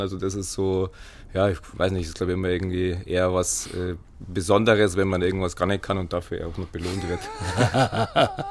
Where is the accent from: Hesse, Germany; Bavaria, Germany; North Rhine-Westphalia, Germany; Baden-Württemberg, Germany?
Bavaria, Germany; Fischbachau; Sportfreunde für Spar, meine Heimat, äh, mein Heimatverein